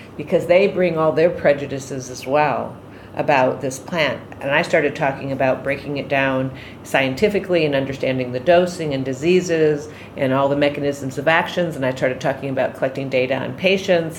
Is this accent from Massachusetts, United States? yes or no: no; Bodega Bay, California, United States; I'm from Bodega Bay, California